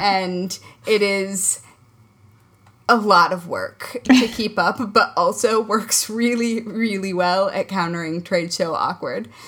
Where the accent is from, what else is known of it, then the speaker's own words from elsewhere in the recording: Midwest, United States; now in New York, United States; I grew up in the Midwest.